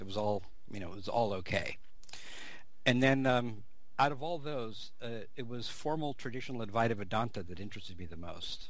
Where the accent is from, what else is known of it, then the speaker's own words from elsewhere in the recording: California, United States; growing up in California, being sort of a a very open, multicultural place, multilingual place